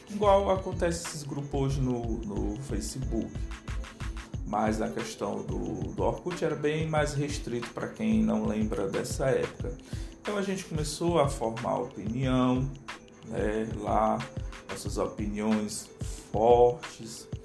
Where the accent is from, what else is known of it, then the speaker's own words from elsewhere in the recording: Aracati, Ceará, Brazil; o nome é uma homenagem à minha cidade, onde eu moro, onde eu nasci, né?